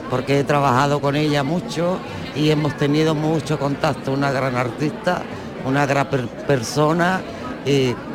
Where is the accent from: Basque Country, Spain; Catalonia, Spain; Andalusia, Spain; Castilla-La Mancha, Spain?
Andalusia, Spain; es donde he nacido y es lo que yo quiero. Andalucía, que es mi tierra.